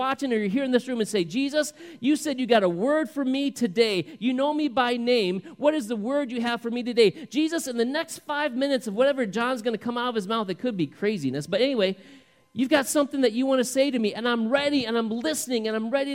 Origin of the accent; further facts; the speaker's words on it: the South, United States; we love drinking sweet tea growing up in the South